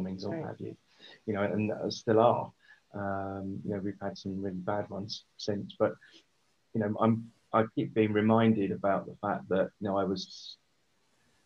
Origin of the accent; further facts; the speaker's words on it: London, United Kingdom; we grew up in South London in a normal sort of environment